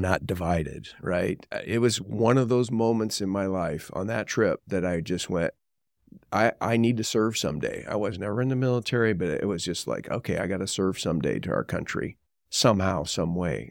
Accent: Southern California, United States; I was born and raised in Southern California

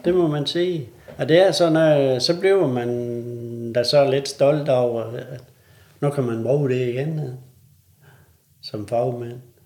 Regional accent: North Jutland and Thy, North Denmark Region, Denmark; nu kommer vi her fra Nordjylland og Thy

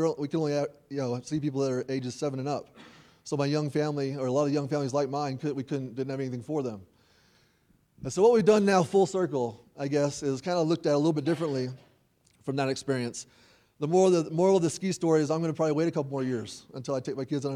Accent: Nashville, Tennessee, United States; also born or lived in Logan, Utah; I was raised in Nashville. I'm from Tennessee

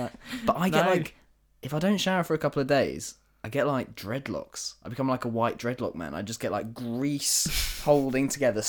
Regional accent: England, United Kingdom; Because we're English

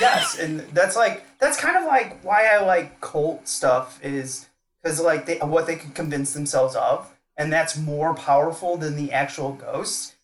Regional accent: St. Louis, Missouri, United States; I'm from St. Louis

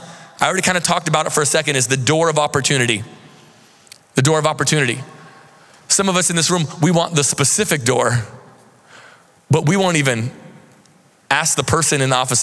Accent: Seattle, Washington, United States; moved away as an adult; now in Central Florida, United States; We're from the Seattle area

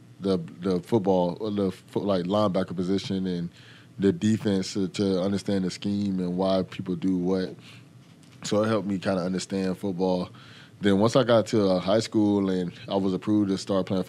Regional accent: Fort Lauderdale, Florida, United States; also born or lived in Texas; I grew up in Fort Lauderdale, Florida

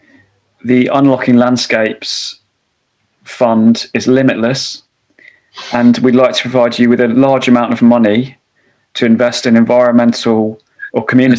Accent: London, United Kingdom; I grew up in London

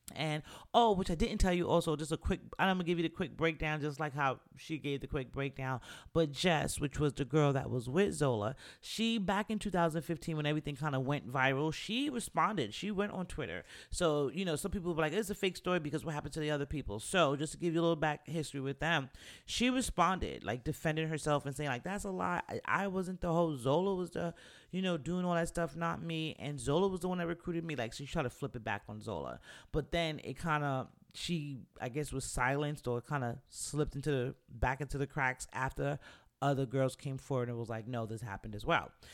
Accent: New York, United States; moved away; also born or lived in the South (US); I'm from New York

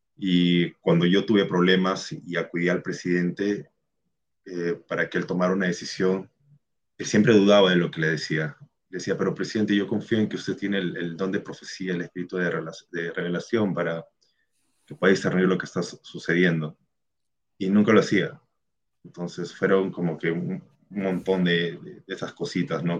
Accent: Peru; Yo también soy de Perú.

